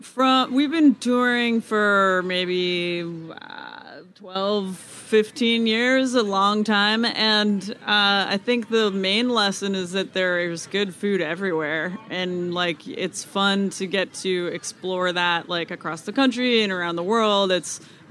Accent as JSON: {"language": "English", "region": "Iowa", "country": "United States", "tie": "born or raised there", "moved": "yes", "said": "someone that I grew up with in Iowa"}